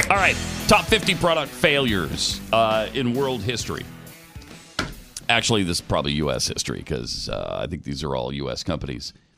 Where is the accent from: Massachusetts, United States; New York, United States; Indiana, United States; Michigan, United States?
Michigan, United States; I'm from Michigan